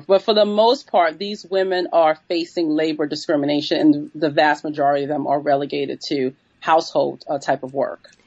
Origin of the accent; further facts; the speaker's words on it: New York City, New York, United States; I'm from New York City. I was born in the 1970s and grew up in, in New York City in the Bronx in 19, 1980s and 1990s